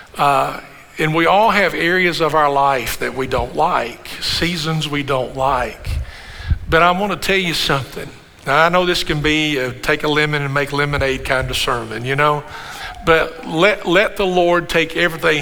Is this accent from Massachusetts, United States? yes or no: no; Kentucky, United States; I said, Kentucky